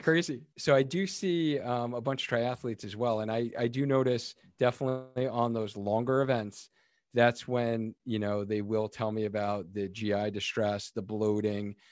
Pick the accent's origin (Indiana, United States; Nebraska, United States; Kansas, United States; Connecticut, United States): Connecticut, United States; Cheshire; my hometown, Cheshire, Connecticut. And I actually knew this story just kinda growing up in town